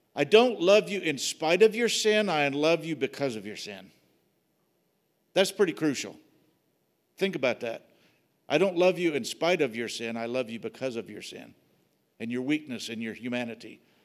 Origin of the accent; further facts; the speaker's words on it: Wilmore, Kentucky, United States; moved away; The church I grew up in was in Wilmore, Kentucky